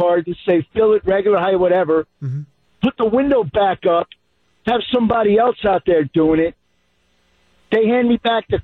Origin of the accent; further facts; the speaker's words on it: New Jersey, United States; moved away as an adult; now in Milwaukee, United States; I was born and raised there. I lived the first 55 years of my life in New Jersey